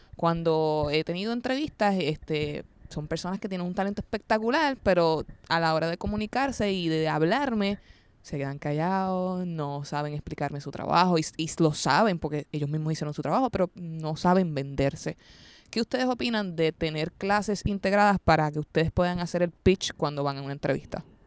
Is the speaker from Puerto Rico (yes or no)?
yes; Arecibo, Puerto Rico; yo soy de Arecibo